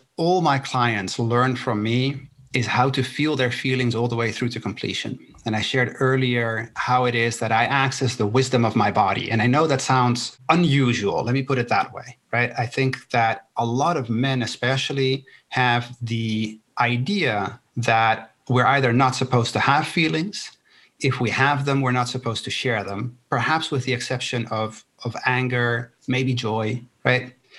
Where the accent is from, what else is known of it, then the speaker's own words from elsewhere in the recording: Netherlands; born there; first language Spanish; English is a second language; My parents are from Chile, right? I was born in the Netherlands. Both my parents are from Chile. My first language is Spanish.